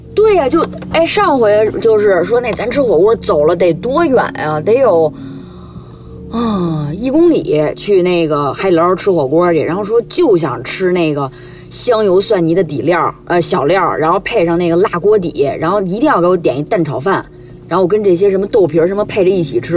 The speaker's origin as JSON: {"language": "Chinese", "region": "Beijing", "country": "China", "accent": "Beijing accent", "said": "我们的北京腔"}